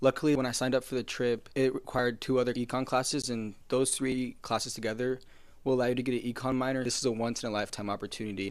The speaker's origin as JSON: {"language": "English", "town": "Lincoln", "region": "Nebraska", "country": "United States", "said": "I'm from Lincoln, Nebraska"}